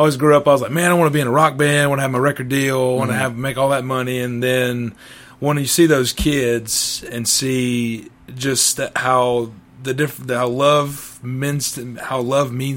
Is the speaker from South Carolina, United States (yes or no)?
yes; Boiling Springs, South Carolina, United States; moved away as an adult; now in Matthews, United States; I'm from Bowling Springs, South Carolina.